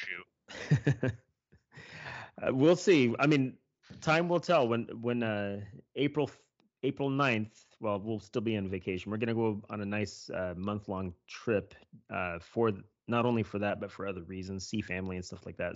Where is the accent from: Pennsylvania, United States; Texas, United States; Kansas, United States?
Kansas, United States; I'm from Kansas. That's where I was born and raised.